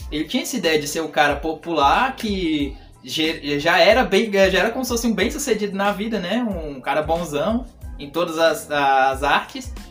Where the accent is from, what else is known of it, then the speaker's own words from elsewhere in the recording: Piripiri, Piauí, Brazil; now in São Paulo, Brazil; eu sou da cidade de Piripiri, no Piauí